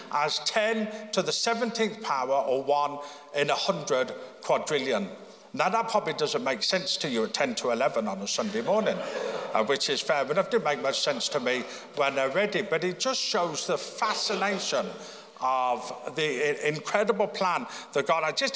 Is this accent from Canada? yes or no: no; Birmingham, United Kingdom; born there; now in Belfast, United Kingdom; I mean, I was born in Birmingham. People were born here in Belfast. I was obviously very fortunate, you know, to be born where I was.